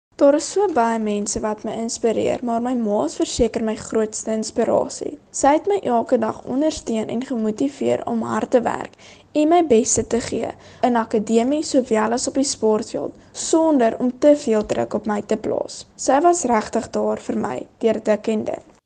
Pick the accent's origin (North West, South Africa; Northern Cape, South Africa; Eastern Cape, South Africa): Northern Cape, South Africa; Kakamas; van Kokemas, 'n klein dorpie in die Noord-Kaap